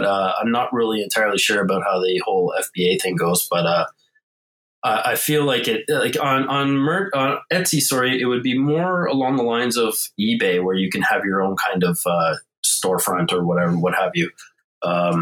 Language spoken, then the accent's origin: English; Montreal, Quebec, Canada; also born or lived in Ontario; now in Toronto area, Canada; I'm originally born and raised in South Shore, suburbia of Montreal. Been in Ontario, now near Toronto, for the last 25 years or so